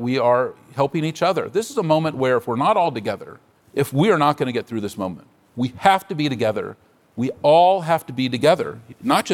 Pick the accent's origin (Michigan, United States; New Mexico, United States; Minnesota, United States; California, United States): California, United States; San Francisco; I'm a native San Franciscan. I was born on Divisadero Street.